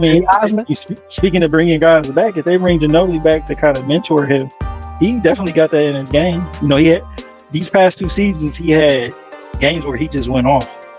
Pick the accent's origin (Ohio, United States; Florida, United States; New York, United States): Ohio, United States; Cleveland; I'm from Cleveland and Cleveland.